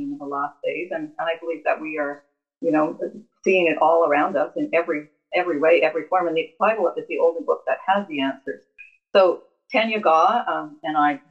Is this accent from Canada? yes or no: yes; Canada; also born or lived in England; I was born in England and I immigrated to Canada at 6 years old